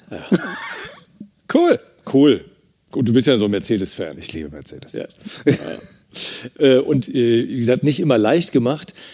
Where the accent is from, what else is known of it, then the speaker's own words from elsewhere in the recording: Eifel, Germany; Du, ich bin ja in der Eifel groß geworden. Das ist so eine sehr harte Sprache